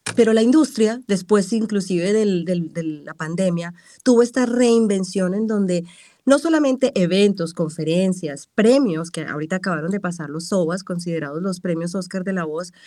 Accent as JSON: {"language": "Spanish", "country": "Colombia", "also_born_or_lived": "Cali / Manizales", "moved": "as an adult", "lives_now": "Los Angeles, United States", "said": "De tener una carrera ya en Colombia más establecida"}